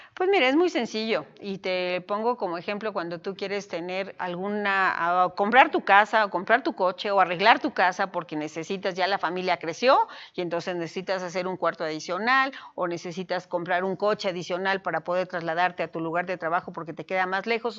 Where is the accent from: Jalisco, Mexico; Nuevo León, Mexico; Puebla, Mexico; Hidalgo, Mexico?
Puebla, Mexico; Amo a mi tierra, sin duda amo a Puebla, amo al Estado y soy una mexicana